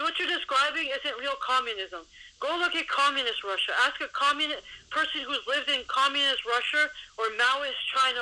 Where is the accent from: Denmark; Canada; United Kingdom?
Canada; Ontario; I was born in Canada